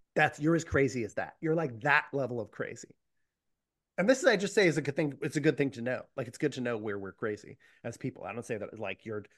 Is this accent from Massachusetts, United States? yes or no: yes; Boston, Massachusetts, United States; I come from Boston